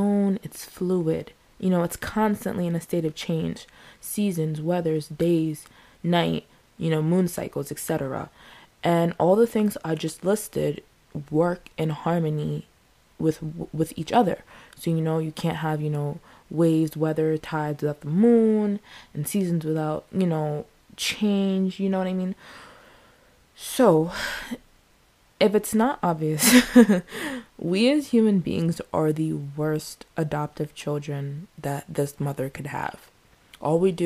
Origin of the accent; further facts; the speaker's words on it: United States; I'm American